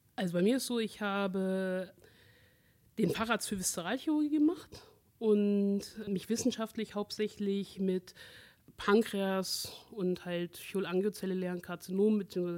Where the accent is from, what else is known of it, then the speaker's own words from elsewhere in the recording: Aachen, North Rhine-Westphalia, Germany; ich bin ja aus Aachen